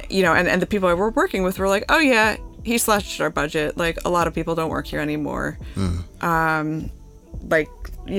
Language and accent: English; Holmdel, New Jersey, United States; I grew up in Holmdel in Monmouth County